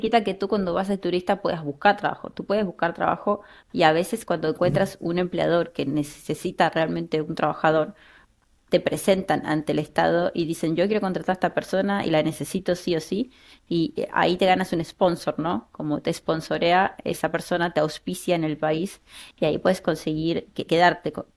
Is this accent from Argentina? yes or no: yes; Buenos Aires Province, Argentina; moved away as an adult; now in Berlin, Germany; Soy de la provincia de Buenos Aires y me fui de Argentina en el 2015